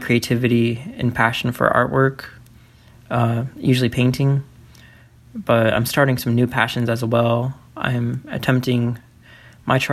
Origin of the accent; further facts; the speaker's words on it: Iowa, United States; I'm from Iowa, currently Cedar Rapids, Iowa